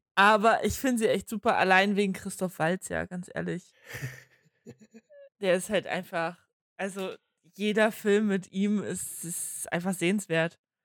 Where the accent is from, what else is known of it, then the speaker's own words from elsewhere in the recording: Germany; für uns in Deutschland